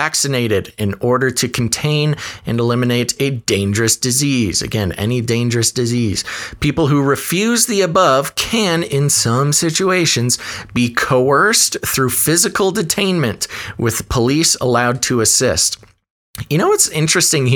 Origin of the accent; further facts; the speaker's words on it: United States; I am, as an American, an independently minded American